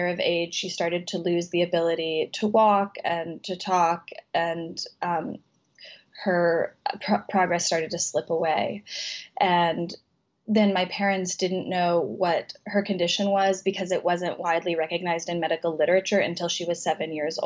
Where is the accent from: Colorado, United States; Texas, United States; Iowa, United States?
Colorado, United States; moved away; my childhood in Colorado